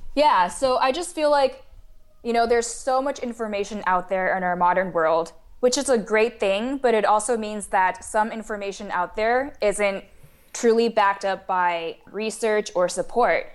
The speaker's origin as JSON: {"language": "English", "country": "Taiwan", "tie": "born or raised there", "also_born_or_lived": "St. Louis, United States", "moved": "as an adult", "said": "I was born and raised in Taiwan, and then I came to the United States for university at Washoe in Saint Louis"}